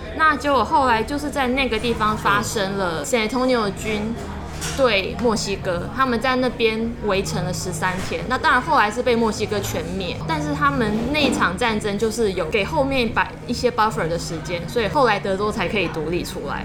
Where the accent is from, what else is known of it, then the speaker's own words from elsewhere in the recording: Taiwan; 从台湾来这样